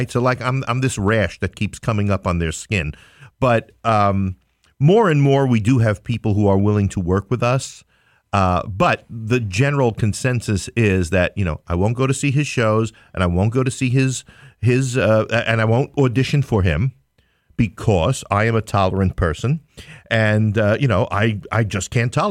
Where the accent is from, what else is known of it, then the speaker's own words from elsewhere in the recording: New York City, New York, United States; I'm from Queens